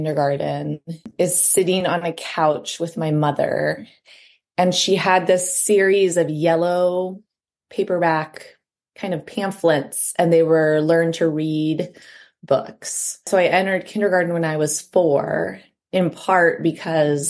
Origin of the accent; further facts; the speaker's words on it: Ohio, United States; moved away as an adult; now in Iowa, United States; I'm from Ohio